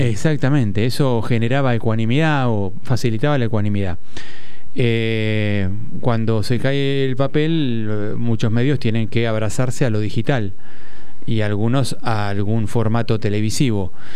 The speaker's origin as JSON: {"language": "Spanish", "region": "Buenos Aires", "country": "Argentina", "tie": "born or raised there", "said": "Yo soy porteño, sí, de nacimiento, nacido y criado"}